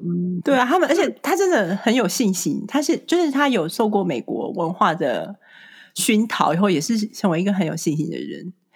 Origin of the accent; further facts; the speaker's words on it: Taiwan; moved away as an adult; also born or lived in California; now in Chicago, United States; 我是从小在台湾长大的，就是土生土长，一直到大学毕业才来